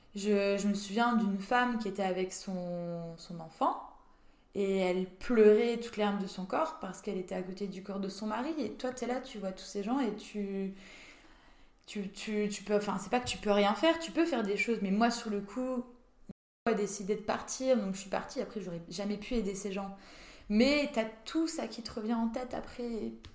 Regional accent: Saint-Dié-des-Vosges, Grand Est, France; moved away; Je viens des Vosges, de Saint-Dié des Vosges.

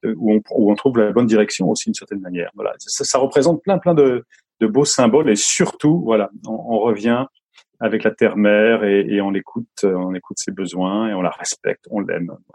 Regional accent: Lorraine, Grand Est, France; je suis originaire de, je suis né en Lorraine, dans la, Lorraine sidérurgique

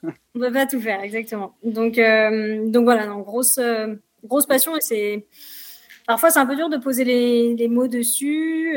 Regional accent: Paris region, Île-de-France, France; moved away as an adult; now in Saint-Gervais, France; je suis pas native de, de Haute-Savoie. moi, j'ai grandi en région parisienne

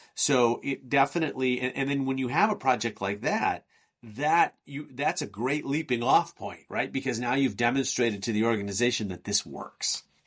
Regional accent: Chicago, Illinois, United States; I hail from Chicago in the United States

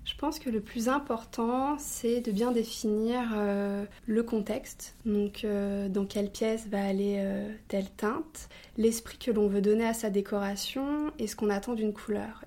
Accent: Avignon, Provence-Alpes-Côte d'Azur, France; Je viens d'Avignon, là où se situe l'entreprise, le siège et l'usine, et également là où est originaire ma famille

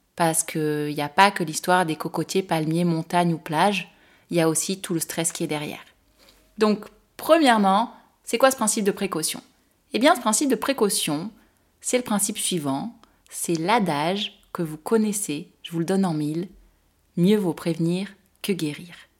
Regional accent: France; en tant que Française

